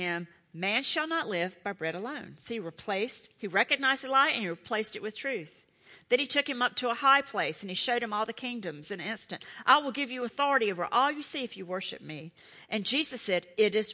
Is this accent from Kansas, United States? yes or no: no; Charlotte, North Carolina, United States; I'm from Charlotte